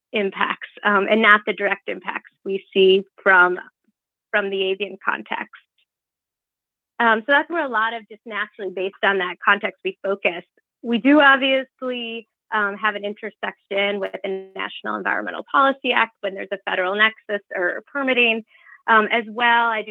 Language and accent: English; Midwest, United States; moved away; where I grew up back in the Midwest